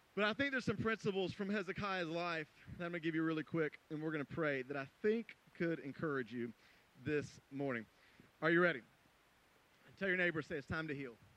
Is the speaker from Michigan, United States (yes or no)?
no; Greenville, South Carolina, United States; moved away; I went to Greenville, uh, my hometown, South Carolina